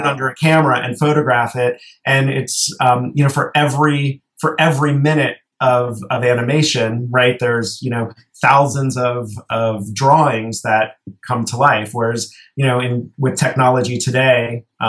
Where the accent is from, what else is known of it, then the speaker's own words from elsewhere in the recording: South Florida, United States; moved away as an adult; also born or lived in Seattle; I grew up in South Florida.